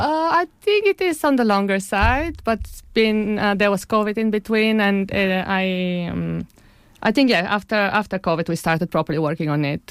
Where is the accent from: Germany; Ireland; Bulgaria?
Bulgaria; Sofia, Sofia City; also born or lived in Bologna, Italy; now in Cambridge, United Kingdom; I'm Bulgarian. I grew up in Sofia, in Bulgaria. And, uh, then I moved to Italy, Bologna